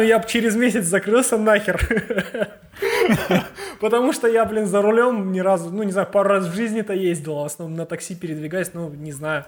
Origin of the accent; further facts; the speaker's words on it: Kazakhstan; мы из Казахстана ребята